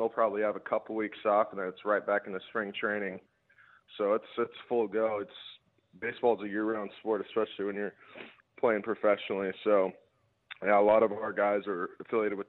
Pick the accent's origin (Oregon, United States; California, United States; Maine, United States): Oregon, United States; also born or lived in Perth, Australia; now in Adelaide, Australia; I was raised in Oregon.